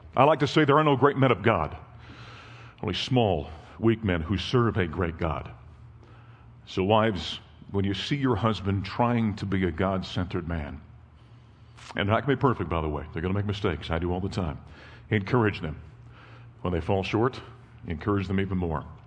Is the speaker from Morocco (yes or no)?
no; North Dakota, United States; moved away; my wife and I grew up in North Dakota